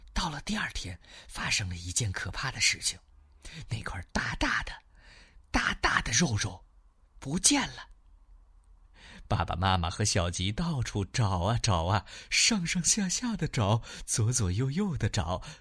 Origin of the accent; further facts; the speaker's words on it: Xi'an, Shaanxi, China; 我们西安的疫情有一些反复